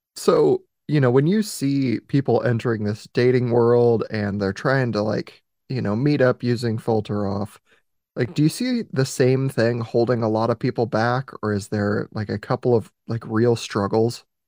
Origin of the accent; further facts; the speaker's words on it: Oregon, United States; my home state, Oregon